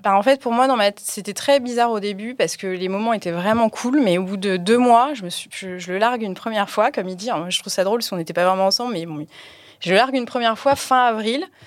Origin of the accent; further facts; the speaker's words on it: Paris, Île-de-France, France; moved away as an adult; now in Aix-en-Provence, France; J'étais parisienne. Je suis arrivée à Aix euh, en Provence il y a un, à peu près un an.